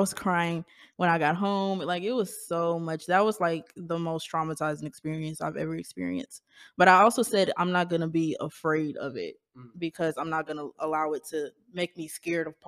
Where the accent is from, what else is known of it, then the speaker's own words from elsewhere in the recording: Baton Rouge, Louisiana, United States; I'm from Baton Rouge